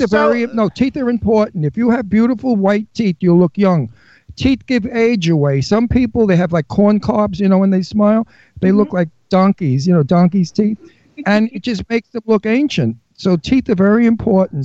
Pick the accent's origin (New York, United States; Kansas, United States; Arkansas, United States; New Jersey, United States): New York, United States; New York City; moved away; I came from Brooklyn